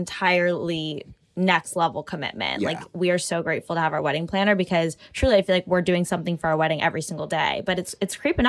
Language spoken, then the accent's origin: English; Markham, Ontario, Canada; my hometown suburb